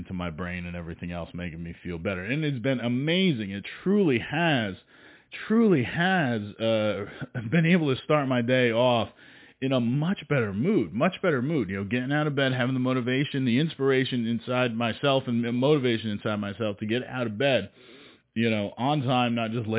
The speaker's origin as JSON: {"language": "English", "region": "New Jersey", "country": "United States", "said": "I'm from New Jersey"}